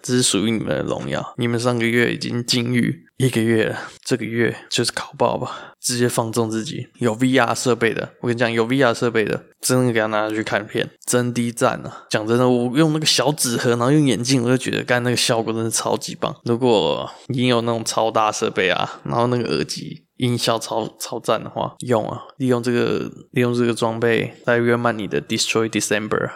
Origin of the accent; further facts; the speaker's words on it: Taoyuan, Taiwan; 我是桃园人